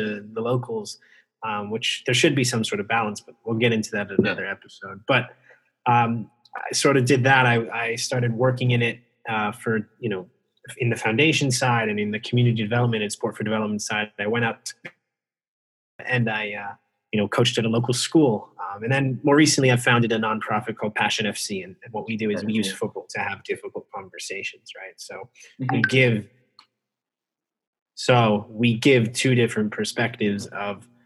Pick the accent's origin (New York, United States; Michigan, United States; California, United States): New York, United States; I'm from New York